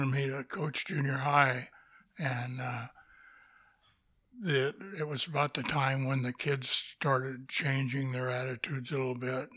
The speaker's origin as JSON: {"language": "English", "town": "Eugene", "region": "Oregon", "country": "United States", "tie": "born or raised there", "also_born_or_lived": "Seneca, Oregon / Boise, Idaho", "moved": "as an adult", "lives_now": "Astoria, United States", "said": "I grew up in Eugene and went all through school in Eugene"}